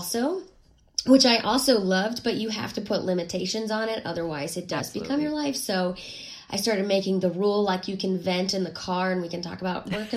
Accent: Pittsburgh, Pennsylvania, United States; moved away as an adult; also born or lived in Memphis; I'm from Pittsburgh

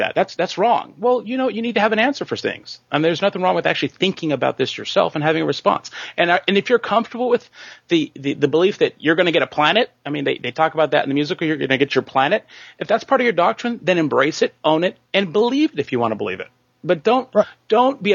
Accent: Arizona, United States; I grew up in Arizona

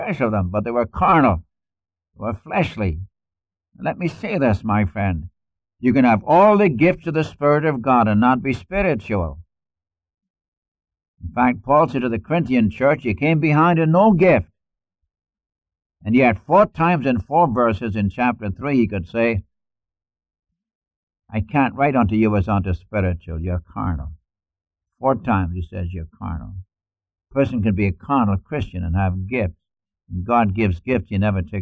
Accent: Newcastle upon Tyne, North East England, United Kingdom; accent: Geordie; moved away; I'm a Geordie. That's a mixture of Irish, Scots, and English. A little bit of Frisian thrown in for good measure. If I were to speak my dialect, you couldn't understand me. In fact, in school, we spoke pure English, standard English in school. And the moment we got out of the door of the school, we spoke our dialect.

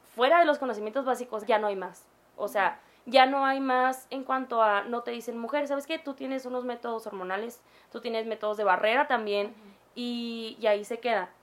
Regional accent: Mexico

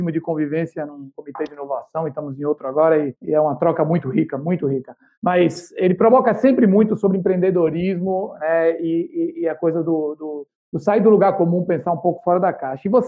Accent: Salvador, Bahia, Brazil; E eu sou soteropolitano, então 2 a 1 um aqui contra o Mineiro.

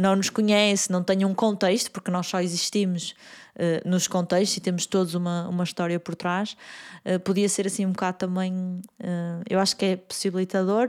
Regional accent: Porto, Norte, Portugal; Eu sou do Porto

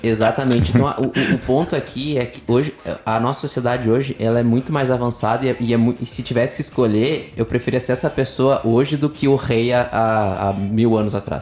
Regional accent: Rio Grande do Sul, Brazil; Sou gaúcho nascido e criado no Sul

